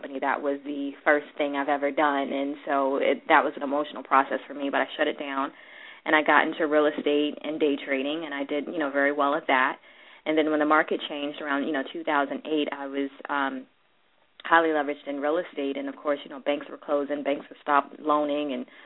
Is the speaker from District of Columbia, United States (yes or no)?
yes; Washington, District of Columbia, United States; I grew up in Washington, D.C.